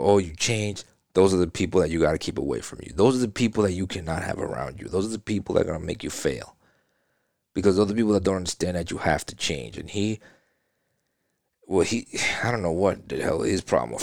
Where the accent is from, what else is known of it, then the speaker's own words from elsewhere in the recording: New York, United States; now in Florida, United States; Well, I'm from New York. I mean, I live in Florida, but, you know what I'm saying? I'm from New York.